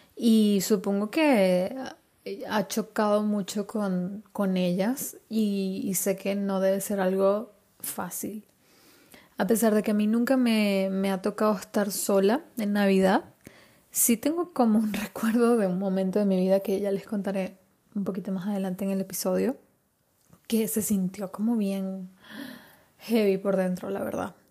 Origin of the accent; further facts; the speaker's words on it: Venezuela; also born or lived in Spain; now in Madrid, Spain; Yo nací en Venezuela